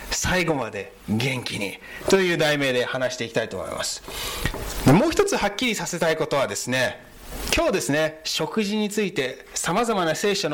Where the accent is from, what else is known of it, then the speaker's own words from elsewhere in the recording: United States; で、あの、日系アメリカ人の3世です。あどういうことかというと、アメリカ生まれ、アメリカ育ちで、ひいおじいちゃんが日本からアメリカに行きまして、なので外見的には日本人に見えますが、中身はアメリカ人です。